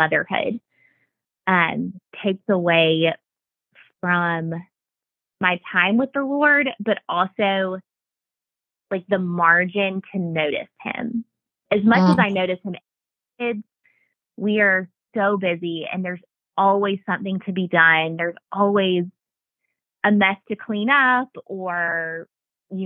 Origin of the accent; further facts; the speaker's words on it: Augusta, Georgia, United States; also born or lived in Bible Belt; now in Watkinsville, United States; I am from Augusta and went to school with Chelsea since the second grade.